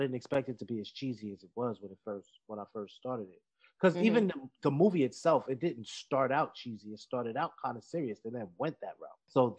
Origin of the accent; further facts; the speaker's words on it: New York City, New York, United States; I'm a New Yorker to heart, so I can tell you that the Bronx is the only borough with no midtown.